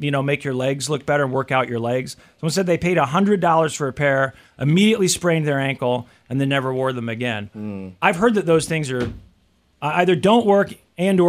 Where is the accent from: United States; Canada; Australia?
United States; growing up in America